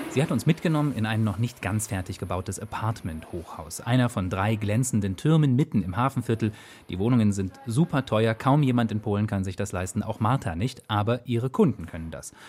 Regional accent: Thuringia, Germany; in meiner Heimat Thüringen. Ich war damals vielleicht sieben, acht Jahre alt

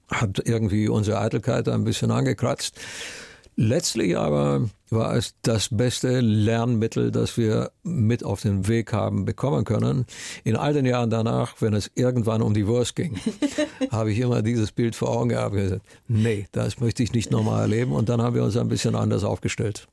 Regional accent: Romania; meine Kindheit in Rumänien

